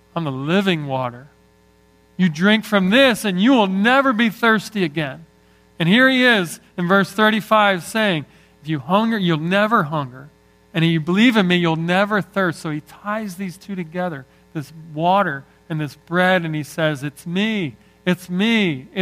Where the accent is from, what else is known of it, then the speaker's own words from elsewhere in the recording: Northeast, United States; I love growing up in the Northeast